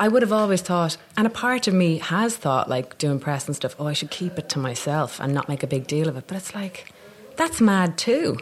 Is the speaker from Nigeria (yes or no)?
no; Dublin, Leinster, Ireland; accent: Dublin; moved away as an adult; also born or lived in Newfoundland, Canada; now in London, United Kingdom; I came back when I was five to Dublin